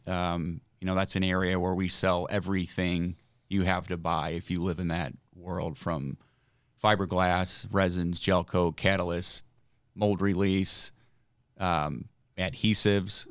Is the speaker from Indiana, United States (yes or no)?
yes; Granger, Indiana, United States; I grew up in South Bend, Indiana